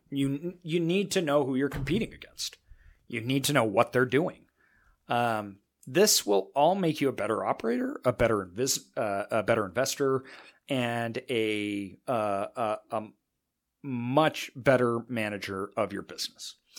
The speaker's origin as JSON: {"language": "English", "region": "Northwest", "country": "United States", "said": "I'm obviously from the Northwest"}